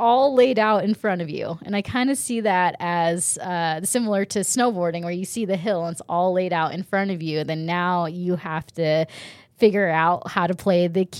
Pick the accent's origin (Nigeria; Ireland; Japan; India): Japan; born there; And then not only that, I was born in Japan. So my parents, I'm not Japanese, but my parents decided to move to Japan with two kids already